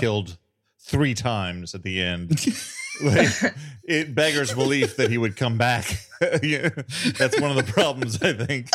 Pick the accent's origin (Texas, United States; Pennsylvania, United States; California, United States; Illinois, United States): Illinois, United States; I grew up in a town in Illinois that was three thousand five hundred